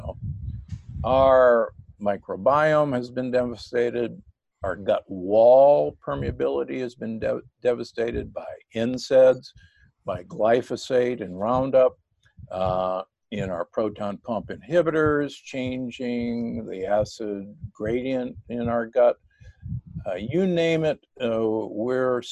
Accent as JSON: {"language": "English", "town": "Omaha", "region": "Nebraska", "country": "United States", "tie": "born or raised there", "also_born_or_lived": "Milwaukee, Wisconsin / Loma Linda, California", "moved": "yes", "said": "I grew up in Omaha, Nebraska, and Milwaukee, Wisconsin"}